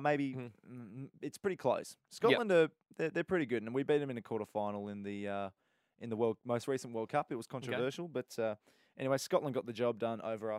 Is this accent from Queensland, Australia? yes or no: yes; Brisbane, Queensland, Australia; now in Melbourne, Australia; I also grew up in Brisbane during an era where the Wallabies were giant killers.